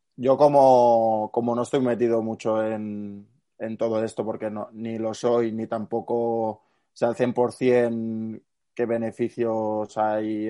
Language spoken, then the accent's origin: Spanish; Barcelona, Catalonia, Spain; yo no, vivo en Girona, es decir, yo soy de Barcelona